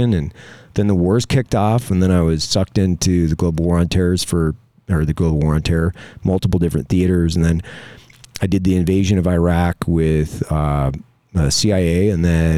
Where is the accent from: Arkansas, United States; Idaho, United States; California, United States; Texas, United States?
Idaho, United States; Lewiston; I grew up in Lewiston, Idaho, which is on the confluence of two rivers